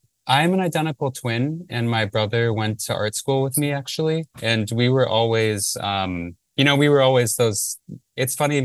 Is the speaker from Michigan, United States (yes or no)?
yes; Livonia, Michigan, United States; moved away; I'm from Livonia, which is a suburb of Detroit in Michigan.